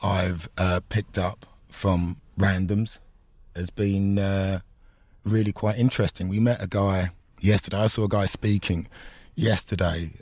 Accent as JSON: {"language": "English", "region": "London", "country": "United Kingdom", "tie": "born or raised there", "also_born_or_lived": "Enfield / Essex", "said": "I was born in Enfield, um, grew up in North London"}